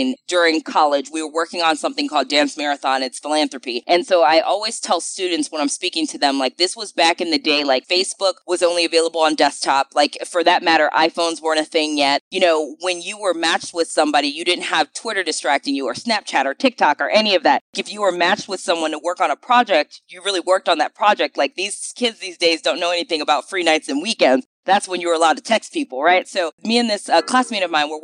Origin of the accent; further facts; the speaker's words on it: Cleveland, Ohio, United States; moved away as an adult; also born or lived in New York; now in Birmingham, United States; I was born and raised in Cleveland, Ohio